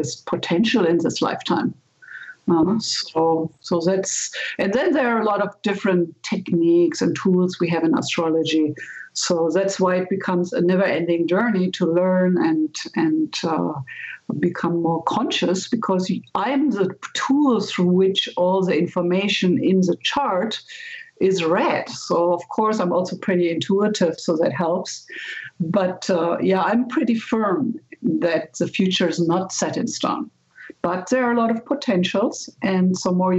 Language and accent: English; Germany; moved away as an adult; now in United States; I'm originally from Germany. And when I came to the States